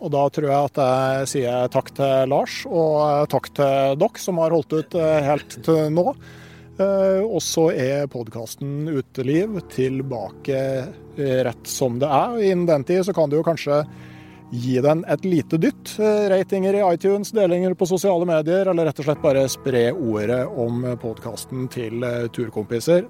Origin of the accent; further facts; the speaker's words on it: Gausdal, Innlandet, Norway; Jeg kommer jo fra Gausdal